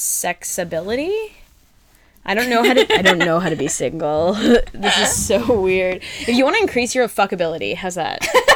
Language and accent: English; Ottawa, Ontario, Canada; I grew up in Ottawa.